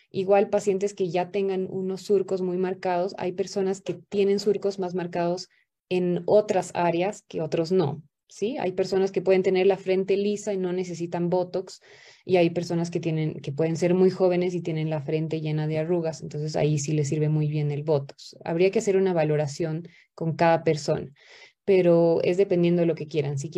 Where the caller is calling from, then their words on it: La Paz, Bolivia; Buenas noches, yo soy boliviana acá desde La Paz.